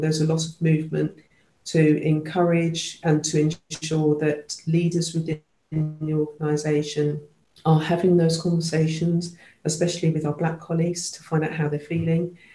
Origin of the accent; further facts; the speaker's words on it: London, United Kingdom; I was born and brought up in London